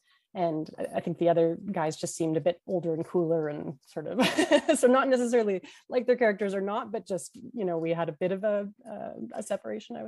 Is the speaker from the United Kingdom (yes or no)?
no; Vancouver, British Columbia, Canada; I was from Vancouver